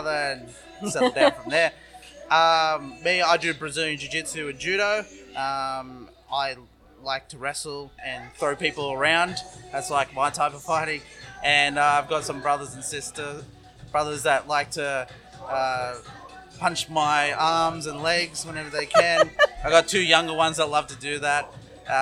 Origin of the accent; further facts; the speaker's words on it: Newcastle, New South Wales, Australia; also born or lived in Sydney; when I grew up in Newcastle, most of my life